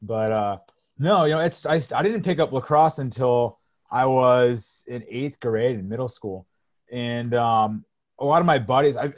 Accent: Orange County, California, United States; growing up in Orange County, you just played basketball or water polo or, or you were surfing or, or football or something like that.

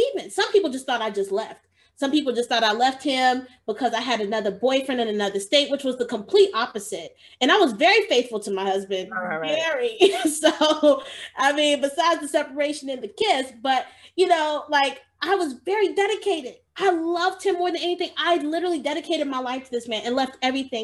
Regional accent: Georgia, United States; moved away as an adult; also born or lived in Chicago, Illinois; I moved from Georgia. That's where I was born and raised, and I moved to Chicago

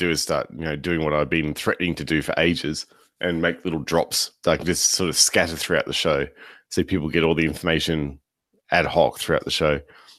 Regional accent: Australia; I'm an Australian and we speak fast.

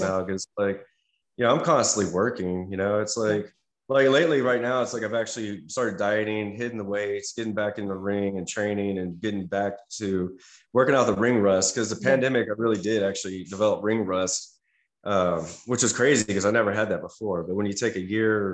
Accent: United States; being an American

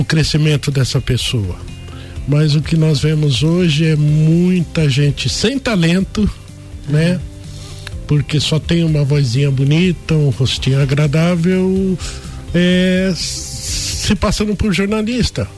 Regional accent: São Paulo, Brazil; moved away as an adult; also born or lived in Mogi das Cruzes / Paraná / Criciúma; now in Lages, Brazil; eu sou paulistano, né? Nasci em São Paulo, fiz a minha faculdade de jornalismo em Mogi das Cruzes

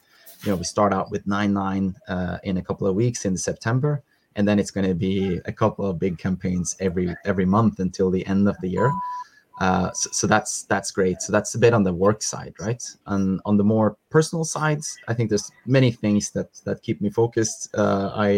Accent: Norway; moved away as an adult; now in Malaysia; get back to my home country in Norway to visit a bit of family and friends

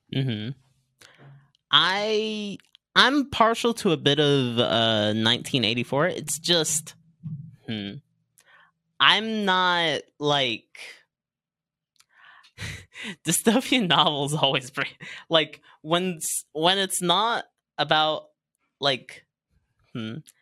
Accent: Virginia Beach, Virginia, United States; also born or lived in Norfolk, Virginia; Born in Norfolk. Raised in mainly Virginia Beach

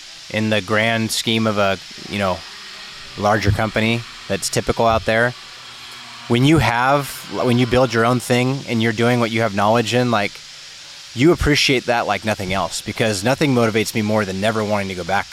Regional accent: Fresno, California, United States; you and I are born here. We're from Fresno

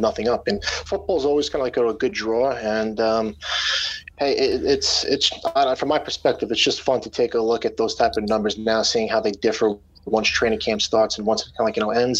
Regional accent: Long Island, New York, United States; I live on Long Island. I grew up on Long Island.

